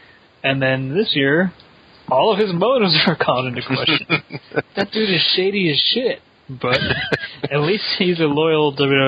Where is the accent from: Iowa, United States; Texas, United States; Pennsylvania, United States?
Pennsylvania, United States; Pittsburgh; My hometown.